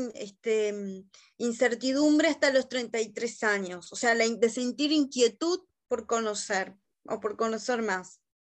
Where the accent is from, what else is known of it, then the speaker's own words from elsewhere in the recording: Montevideo, Uruguay; yo nací acá en Montevideo, en Uruguay, en el año 1982